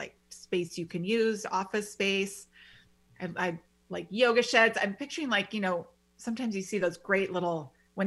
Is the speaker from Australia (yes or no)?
no; Midwest, United States; moved away; I grew up in the Midwest and they're all about the screened-in porches.